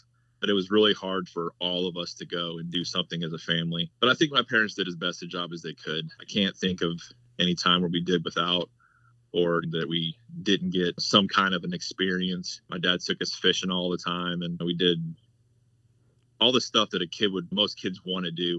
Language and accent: English; Hampton, Virginia, United States; also born or lived in Barksdale; Was in Cub Scouts, but we moved from Barksdale to Langley in Hampton, Virginia. That was going into second, I was eight going into second grade, I think.